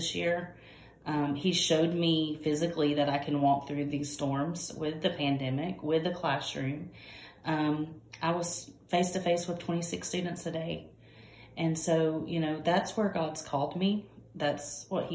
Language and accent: English; Georgia, United States; I'm from Georgia, and our school district